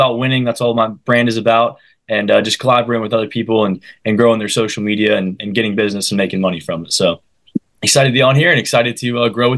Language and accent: English; St. Petersburg, Florida, United States; I am from Florida, born and raised in St. Petersburg, Florida.